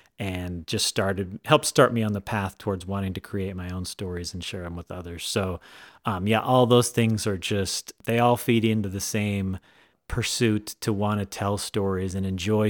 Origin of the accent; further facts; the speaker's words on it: California, United States; now in Idaho, United States; Well, I tell you, like I said, I was born and raised in Southern California.